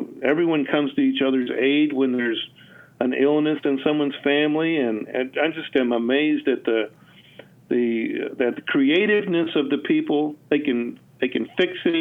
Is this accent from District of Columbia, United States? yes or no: yes; Washington, District of Columbia, United States; also born or lived in Raleigh, North Carolina; now in Grayson County, United States; I grew up in the Washington, D.C. area